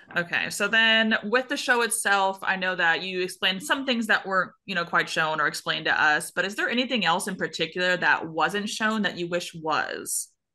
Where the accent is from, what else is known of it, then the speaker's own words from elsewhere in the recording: Texas, United States; accent: twang; now in Missouri, United States; I'm from Texas originally, and so whenever I go home, I live in Missouri now